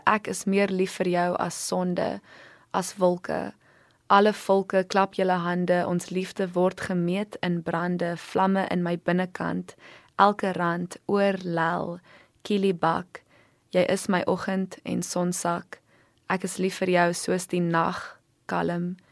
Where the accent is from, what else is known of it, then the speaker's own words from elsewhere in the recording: Stellenbosch, Western Cape, South Africa; moved away as an adult; also born or lived in New York; Ek het groot geword op Stellenbosch